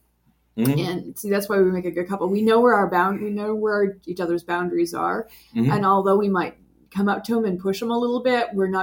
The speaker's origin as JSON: {"language": "English", "country": "United States", "said": "as an American woman in their middle age"}